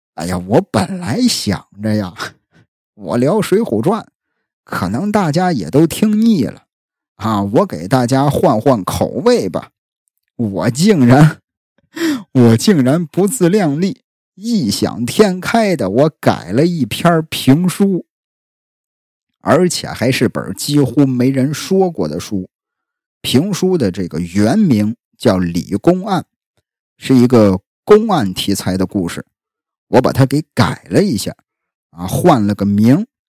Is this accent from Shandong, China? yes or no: yes; Jinan, Shandong, China; accent: Jinan dialect; 我是山东人，啊，山东济南人